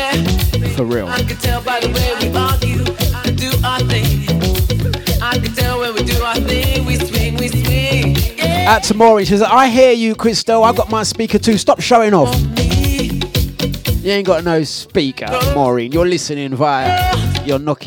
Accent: London, United Kingdom; accent: cockney; I'm originally from Waltham Forest.

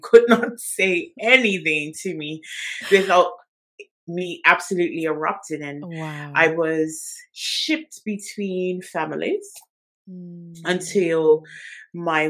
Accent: Bermuda; now in England; I am originally from Bermuda

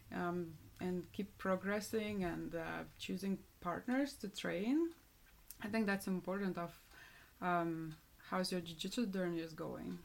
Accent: Lithuania; moved away; I'm from Lithuania

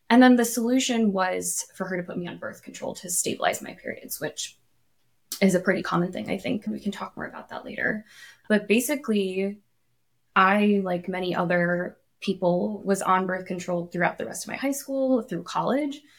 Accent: Illinois, United States; also born or lived in Japan; Before this, I grew up partially in Illinois, partially in Japan.

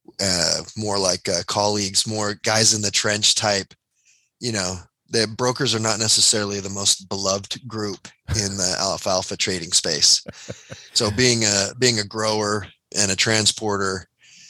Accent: St. George, Utah, United States; my brother and I, we grew up in St. George, Utah, in a suburban area

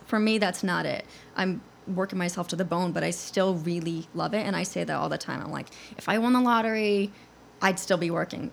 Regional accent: Connecticut, United States; I'm from Connecticut originally

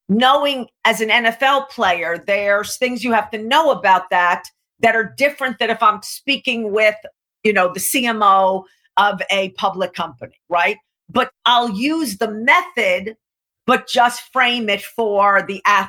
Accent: New York, United States; also born or lived in Laguna Beach, California; I'm a New Yorker

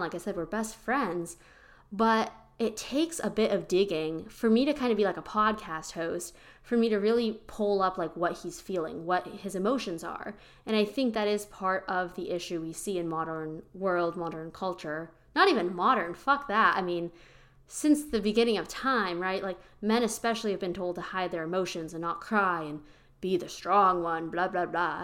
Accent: Pennsylvania, United States; moved away as an adult; now in Austin, United States; I'm originally from Pennsylvania. I now live in Austin, Texas.

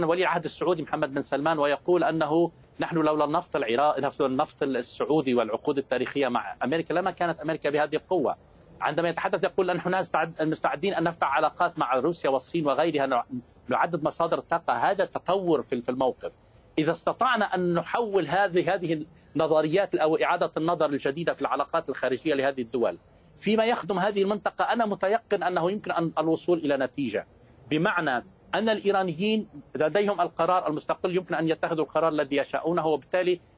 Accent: Lebanon; accent: Lebanese; بدي نوه بانه الدكتور احمد عرف انه لهجتي لبنانيه انا بتشكره جدا

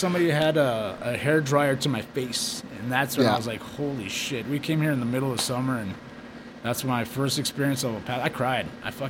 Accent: San Francisco, California, United States; I grew up in the early 80s in San Francisco. The school was downtown, so we'd commute. We lived outside, like 20 minutes outside of San Fran.

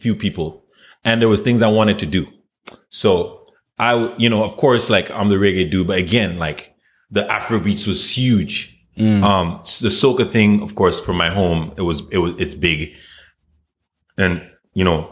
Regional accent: Charlotte Amalie, U.S. Virgin Islands; moved away; I grew up in the Virgin Islands.

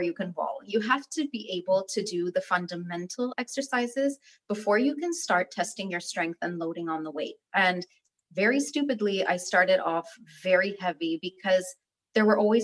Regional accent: Canada; also born or lived in Berat, Albania / Kuçovë, Albania; I was born in Berat and then I lived in Kuchov until I was about 7 and a half. And then we moved to Canada

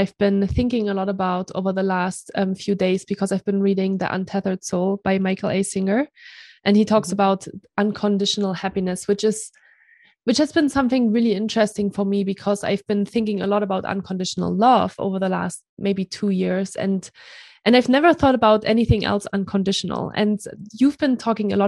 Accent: Germany; From Germany

